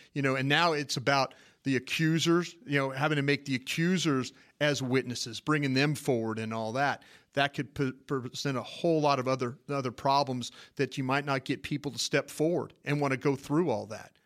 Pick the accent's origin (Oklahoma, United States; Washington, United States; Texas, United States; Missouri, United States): Texas, United States; Dallas; I'm from Dallas